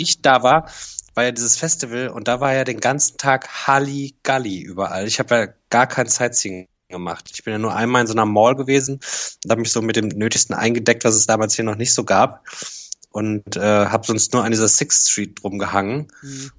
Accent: Cologne, North Rhine-Westphalia, Germany; aus Köln

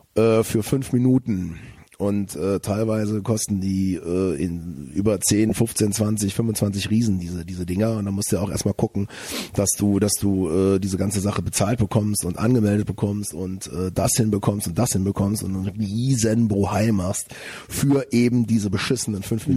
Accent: Bonn, North Rhine-Westphalia, Germany; moved away as an adult; now in Cologne, Germany; ich bin äh, äh, Tatsache in Bonn geboren.

